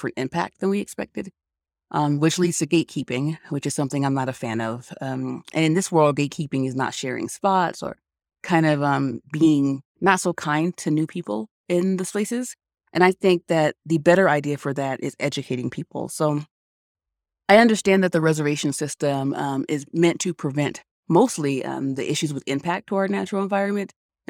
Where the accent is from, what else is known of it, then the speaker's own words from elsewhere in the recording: Colorado, United States; I wanted to make sure my son, who would also be born and raised in Colorado, I wanted him to have the same exposure to the outdoors